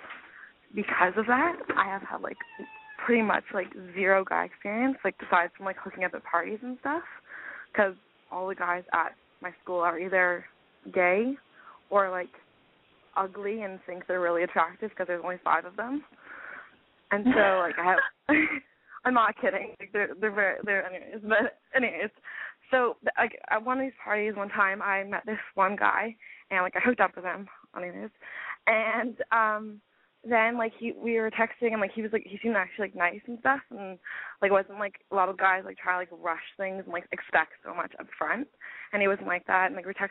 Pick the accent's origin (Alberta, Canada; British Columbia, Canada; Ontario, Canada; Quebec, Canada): Ontario, Canada; Toronto; I'm from Toronto.